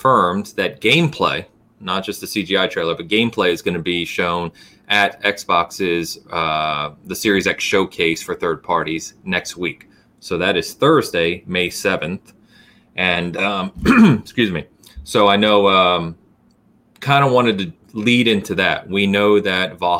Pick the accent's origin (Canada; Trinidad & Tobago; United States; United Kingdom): United Kingdom; England; being English